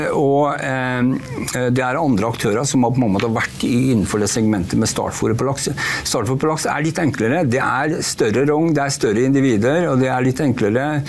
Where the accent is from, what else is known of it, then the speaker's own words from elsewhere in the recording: Norway; som du hører så er jeg norsk